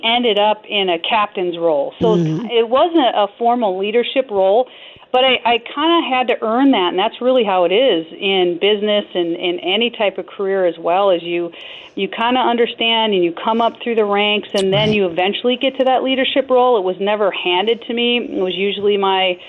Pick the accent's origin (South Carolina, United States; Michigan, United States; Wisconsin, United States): Wisconsin, United States; Green Bay; I grew up in Green Bay, Wisconsin. So I'm a Midwest gal